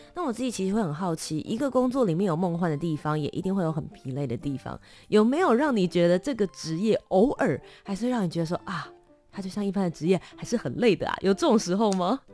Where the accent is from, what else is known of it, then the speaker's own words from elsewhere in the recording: Taipei, Taiwan; also born or lived in Kaohsiung; 我虽然是台北长大的，但我在，我其实是高雄人这样子对，也是嗯。都市长大嘛